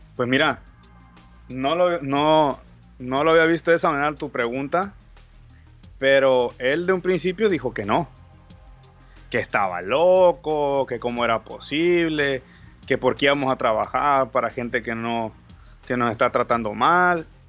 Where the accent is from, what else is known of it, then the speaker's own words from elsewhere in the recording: Mexico; Yo soy mexicano